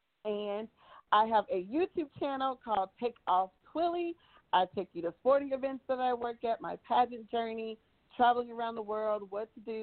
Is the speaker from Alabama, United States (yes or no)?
yes; Montevallo, Alabama, United States; now in Charlotte, United States; being from Montevallo, Alabama